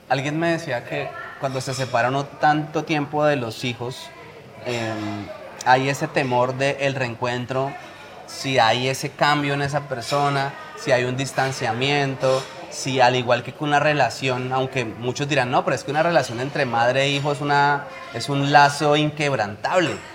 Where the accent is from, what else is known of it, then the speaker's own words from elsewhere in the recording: Colombia; now in Spain; volveré y empezaré en mi país